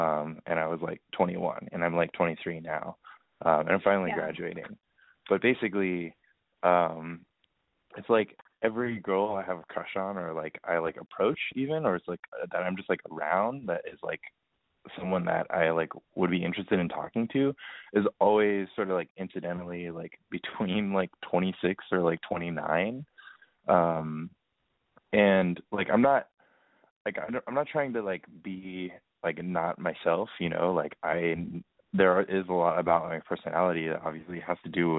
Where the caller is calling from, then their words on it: New York City, New York, United States; I am 23 years old, and I'm calling from New York City.